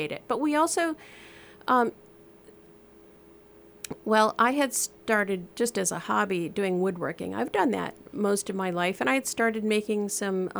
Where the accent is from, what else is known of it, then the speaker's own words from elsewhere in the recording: Park Rapids, Minnesota, United States; moved away as an adult; also born or lived in North Carolina; I was born and raised in Park Rapids